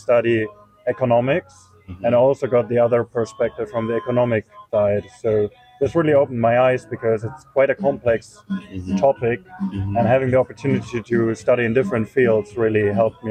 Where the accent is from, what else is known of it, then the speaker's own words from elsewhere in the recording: Germany; also born or lived in eastern Germany; I'm from Germany, mm-hmm. and I moved a lot in Germany because I was studying at different universities